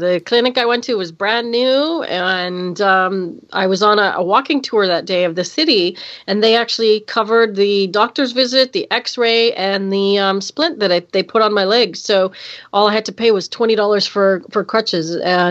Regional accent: Canada; That's right. Canada Day is July 1st, and we had our 150th birthday this year.

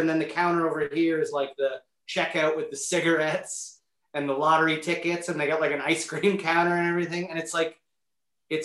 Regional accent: Niagara-on-the-Lake, Ontario, Canada; I grew up in Niagara on the Lake. This little part of Niagara Lake called St. David's.

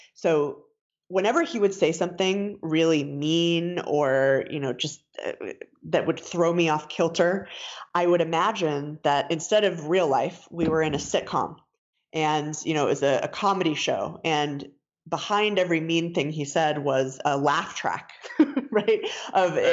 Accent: Denver, Colorado, United States; I was born and raised in Denver. Uh, lived here most of my life

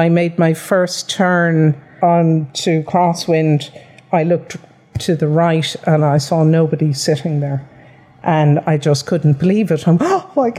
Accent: Dublin, Leinster, Ireland; now in Limerick, Ireland; I'm originally from Dublin

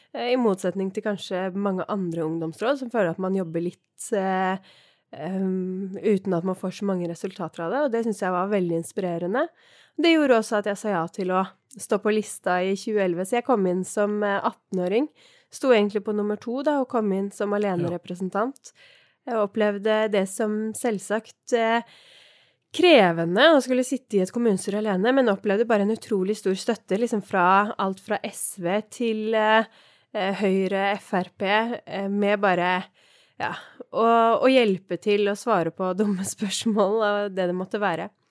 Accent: Oppegård, Viken, Norway; jeg har vokst opp på Tårnåsen i Oppegård, eller Nordre Follo som det nå heter

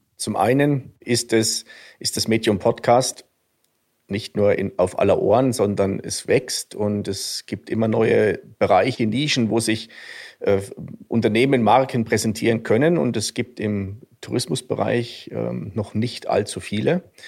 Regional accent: a small village near Suhl, southern Thuringia, Germany; accent: Franconian; moved away as an adult; now in Garmisch-Partenkirchen, Germany; Also ich komme ursprünglich aus Südthüringen, einem, ähm, einem kleinen Dorf in der Nähe von Suhl.

